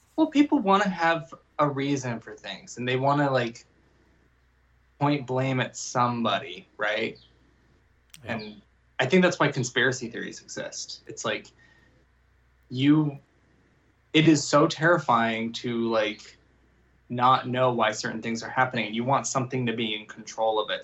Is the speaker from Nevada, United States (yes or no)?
yes; Las Vegas, Nevada, United States; I grew up, I grew up in Las Vegas